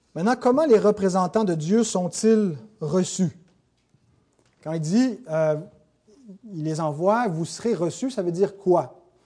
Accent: Canada; on est Canadien

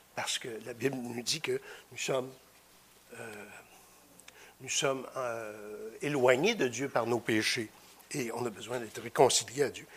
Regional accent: Victoriaville, Quebec, Canada; je viens de Victoriaville

